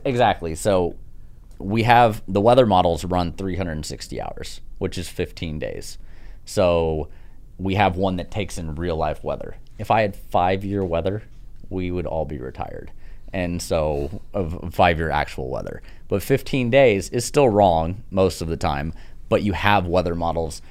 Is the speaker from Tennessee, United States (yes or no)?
no; Sugar Land, Texas, United States; also born or lived in Sharpstown, Houston, Texas / Chicago / New York; I, grew up in Sugarland